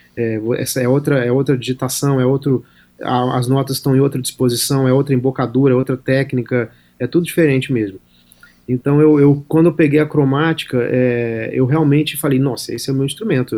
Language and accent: Portuguese; Brasília, Federal District, Brazil; Sou de Brasília